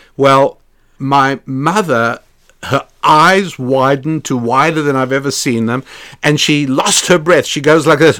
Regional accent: South Africa; moved away; when I was growing up in South Africa

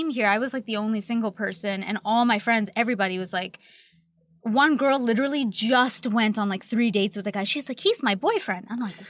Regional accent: Canada; Like, I'm Canadian. Tell me about Indiana.

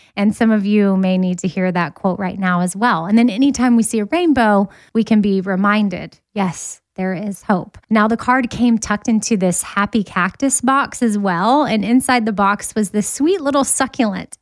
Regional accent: Austin, Texas, United States; moved away as an adult; now in Nashville, United States; I was born and raised in Austin, Texas, and didn't move to Nashville until two thousand thirteen

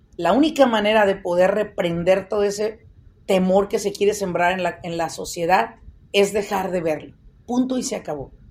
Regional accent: Mexico; moved away as an adult; also born or lived in Michoacán; now in United States; Soy una persona que ha vivido más en este país que en México. Sí, soy mexicana

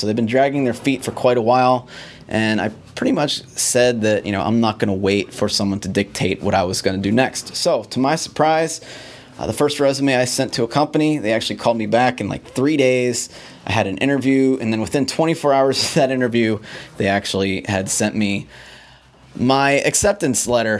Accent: Pittsburgh, Pennsylvania, United States; my hometown of Pittsburgh, Pennsylvania

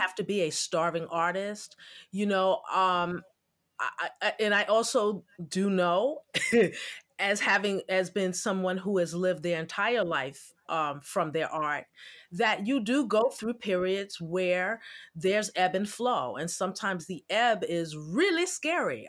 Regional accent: New York City, New York, United States; now in Jersey City, United States; I'm originally from Brooklyn. I'm a Brooklyn girl.

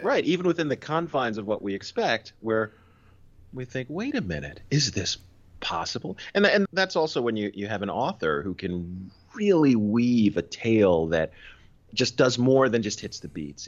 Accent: Philadelphia, Pennsylvania, United States; moved away; also born or lived in New York; I grew up in Philly.

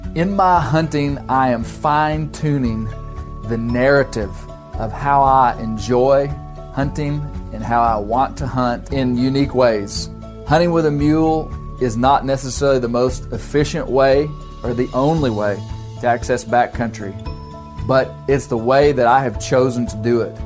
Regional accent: Arkansas, United States; right here in my home state of Arkansas

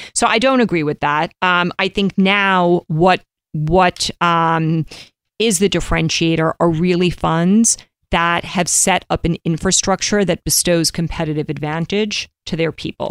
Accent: New York, United States; growing up in New York

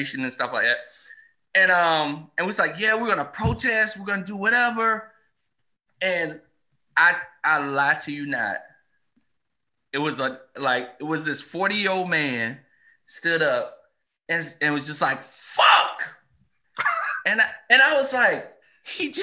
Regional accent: the South, United States; I grew up in the South

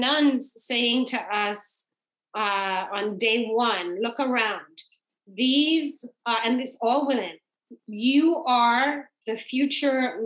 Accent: Trinidad & Tobago; also born or lived in England / New York / Nebraska / Indiana; now in United States; growing up in the Caribbean, in Trinidad

